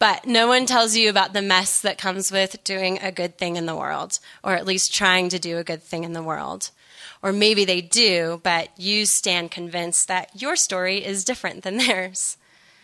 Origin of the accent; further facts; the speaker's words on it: United States; as an American in the millennial generation, I came of age in a culture of self-actualization